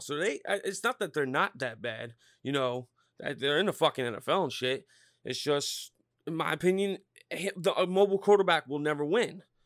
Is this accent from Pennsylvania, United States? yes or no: yes; Norristown, Pennsylvania, United States; I'm from Norristown, six one oh